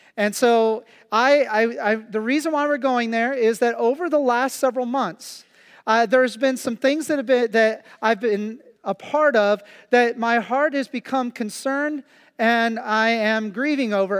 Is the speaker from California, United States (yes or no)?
no; Kansas, United States; now in Pennsylvania, United States; I've been in Kansas for three weeks, and, uh, and, and it's a very slow pace, uh, especially in my hometown